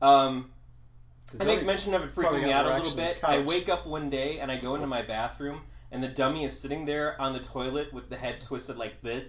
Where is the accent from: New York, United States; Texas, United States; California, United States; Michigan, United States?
Michigan, United States; moved away as an adult; When I moved out here from Michigan